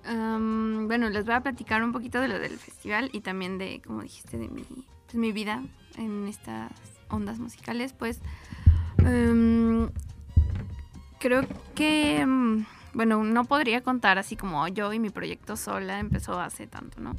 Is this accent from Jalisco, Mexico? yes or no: no; Mexico City, Mexico; yo nací aquí en la Gustavo Madero